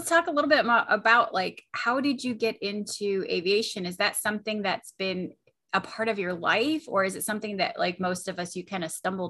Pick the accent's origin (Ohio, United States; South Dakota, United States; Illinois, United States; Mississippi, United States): Illinois, United States; we're both from Illinois.